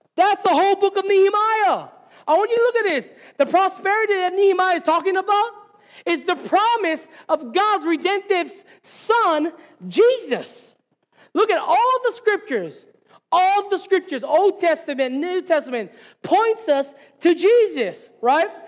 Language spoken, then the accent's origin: English; Hilo, Hawaii, United States; moved away as an adult; Hilo's my hometown. This is where I grew up